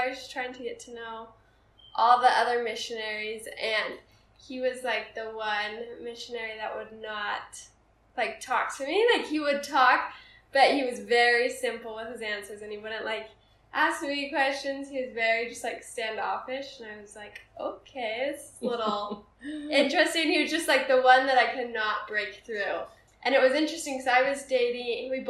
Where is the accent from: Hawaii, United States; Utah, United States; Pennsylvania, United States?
Utah, United States; Holladay; I was born and raised in Holiday, Utah.